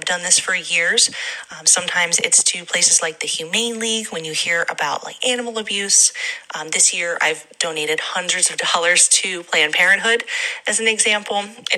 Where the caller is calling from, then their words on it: Pennsylvania, United States; I'm calling from Pennsylvania.